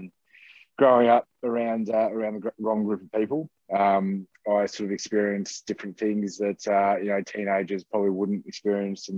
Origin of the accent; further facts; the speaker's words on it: Ballarat, Victoria, Australia; I'm from Ballarat in Victoria. Born and bred here.